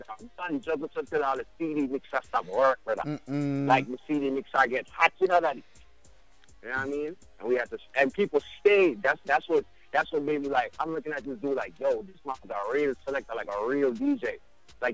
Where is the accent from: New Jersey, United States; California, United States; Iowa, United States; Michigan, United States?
New Jersey, United States; I was born right there in New York, New Jersey, dog. {S2} Yeah. {S4} Right in New Jersey. You know what I mean? St. Peter's Hospital right there is where my mother gave birth to me.